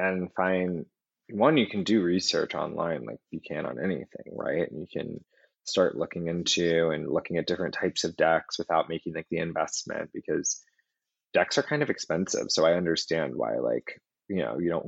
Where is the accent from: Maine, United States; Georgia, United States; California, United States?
Georgia, United States; Atlanta; also born or lived in New York City; now in Los Angeles, United States; Atlanta, where I grew up